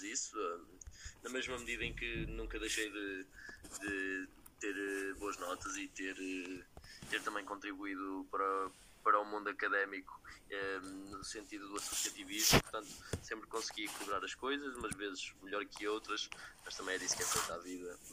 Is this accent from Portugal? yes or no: yes; Lisbon, Portugal; Eu sou de Lisboa